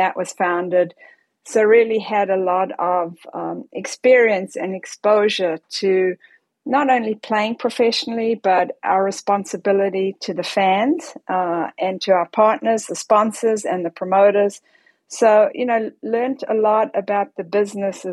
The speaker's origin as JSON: {"language": "English", "town": "Johannesburg", "region": "Gauteng", "country": "South Africa", "tie": "born or raised there", "said": "I grew up in Johannesburg, South Africa"}